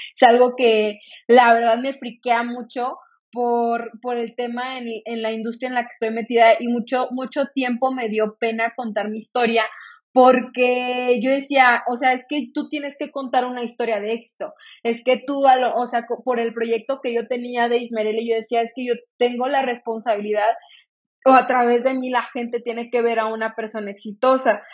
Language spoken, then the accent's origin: Spanish; Salamanca, Guanajuato, Mexico; also born or lived in Irapuato, Guanajuato; yo nací soy de, de Irapuato, Guanajuato, para los que me conozcan, a, lo mejor ya saben, para los que no, pues soy de, de Irapuato, Guanajuato, eh, crecí en el estado de Guanajuato, a los tres años me mudé a Salamanca